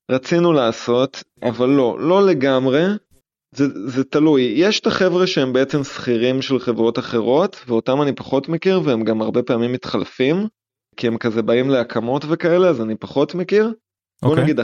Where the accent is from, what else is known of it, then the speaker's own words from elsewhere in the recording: Jerusalem, Jerusalem District, Israel; now in Portugal; אני תמיד הייתי בן אדם של חשיש. לא יודע אם זה קשור לזה שאני ירושלמי, יכול להיות, אבל על זה גדלנו בבית, ועד היום זה נשאר.